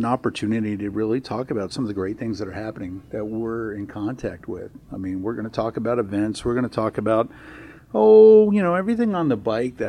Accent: Florida, United States; moved away as an adult; also born or lived in New Jersey; now in Iowa, United States; I was actually born in Jersey. My parents escaped down to Florida when I was very young, probably about kindergarten, and grew up down in Florida, where it's probably nice and warm this time of year compared to what it is in Iowa.

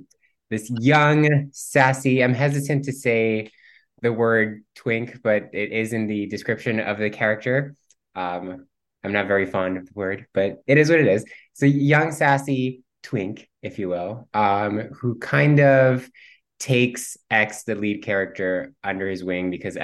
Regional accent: Cuba; first language Spanish; English is a second language; the fact that I'm Cuban. So my first language was Spanish

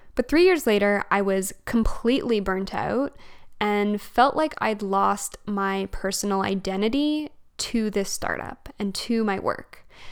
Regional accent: Alberta, Canada; moved away as an adult; also born or lived in Fredericton, New Brunswick / Montreal; now in Calgary, Canada; I'm actually from Alberta and I grew up in Alberta

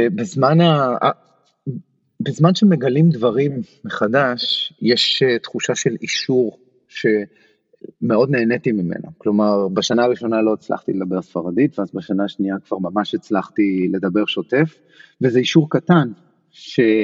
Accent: Haifa, Haifa District, Israel; moved away as an adult; also born or lived in Barcelona, Spain / Paris, France; now in New York, United States; אני חיפאי, מאוד רציתי להישאר בחיפה

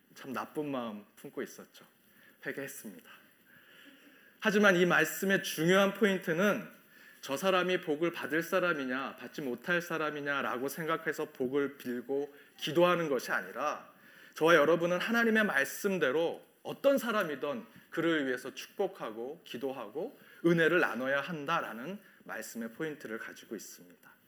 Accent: South Korea; now in Chicago, United States; 우리 한국 이민교회

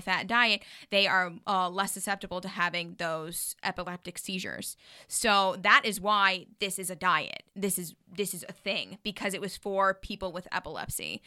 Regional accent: Jackson, Wyoming, United States; now in Los Angeles, United States; we're from Jackson, Hole, Wyoming

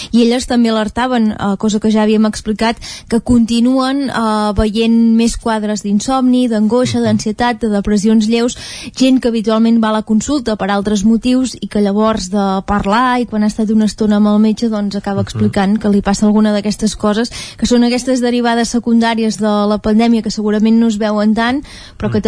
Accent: Vilallons, Catalonia, Spain; sóc de Vilallons

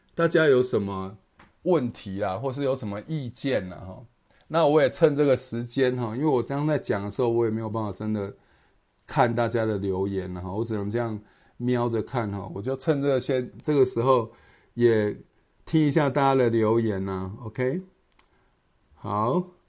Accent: southern Taiwan, Taiwan; also born or lived in United States; now in Hsinchu, Taiwan; 我老家在南部，美国回来的

